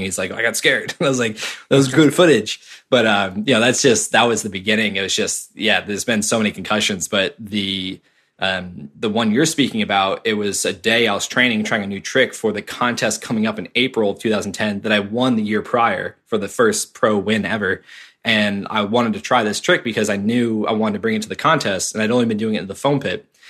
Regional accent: Cape Cod, Massachusetts, United States; I grew up in Cape Cod, Massachusetts

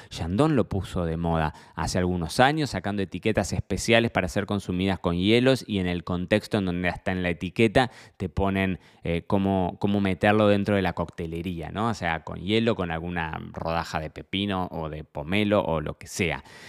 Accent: Argentina; para mí como argentino

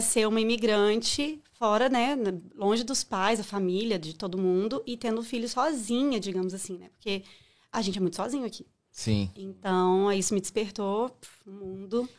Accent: Viçosa, Minas Gerais, Brazil; moved away; also born or lived in São Paulo / Belo Horizonte; nasci em São Paulo, mas fui muito nova para Viçosa, então eu cresci em Minas

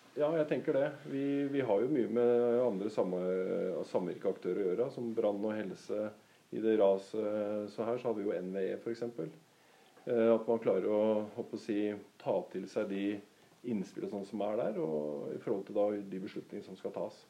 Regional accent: Norway; født og oppvokst i Edrum, faktisk, og bor i Edrum

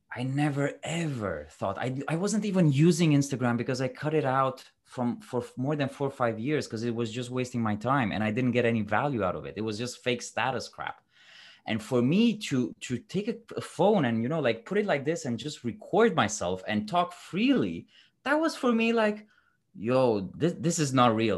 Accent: Romania; moved away as an adult; also born or lived in London / Dubai; I'm originally from Romania

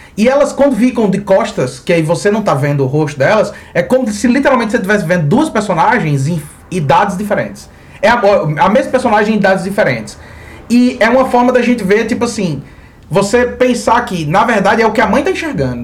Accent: Mossoró, Rio Grande do Norte, Brazil; como a gente é de Mossoró, a chuva é um evento raro

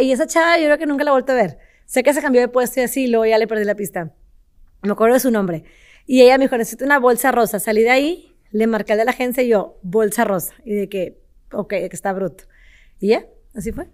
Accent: Monterrey, Nuevo León, Mexico; soy de Monterrey, nací, crecí aquí en, Monterrey

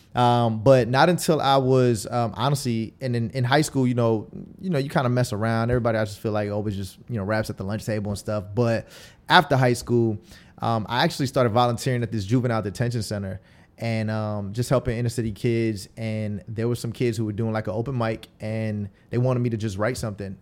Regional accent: Tampa, Florida, United States; also born or lived in Queens, New York; we moved to Tampa, um, when I was, like, ten years old. And so, uh, you know, that's why I kinda just rep Tampa. I don't, I don't really rep anything else because this is where I went to middle school and high school

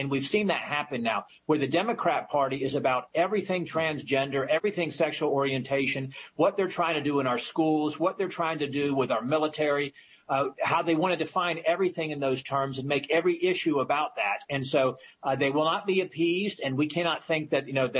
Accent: Virginia, United States; my home state here in Virginia

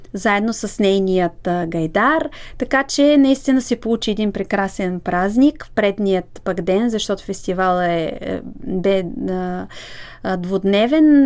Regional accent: Bulgaria; аз като българка

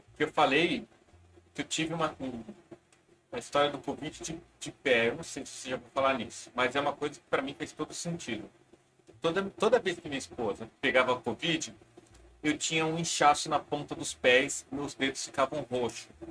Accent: Brazil; como bom brasileiro

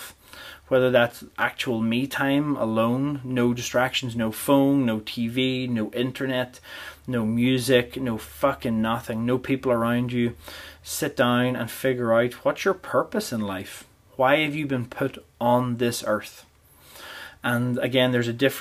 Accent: Portadown, Northern Ireland, United Kingdom; now in Canada; whenever I grew up in Portadown

